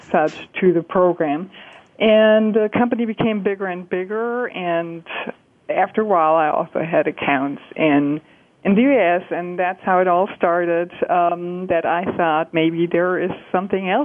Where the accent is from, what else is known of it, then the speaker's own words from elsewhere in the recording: Germany; moved away as an adult; I'm from Germany. I was born and raised in Germany